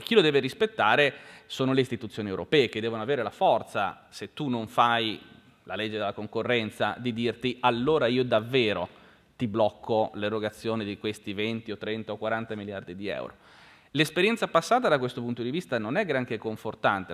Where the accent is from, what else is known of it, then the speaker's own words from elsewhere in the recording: Genoa, Liguria, Italy; io sono di Genova